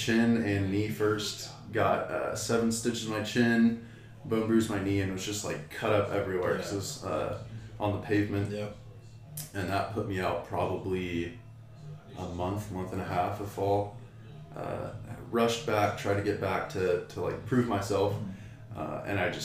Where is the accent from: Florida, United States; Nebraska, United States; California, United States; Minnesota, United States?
California, United States; King City; also born or lived in Salinas, California; So I grew up in California. I lived in King City for most of my life and then moved up to go to Palma High School in Salinas.